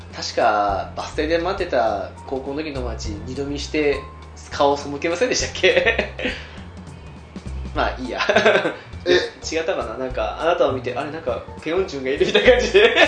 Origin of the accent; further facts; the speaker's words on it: Hokkaido, Japan; 我々はほら道民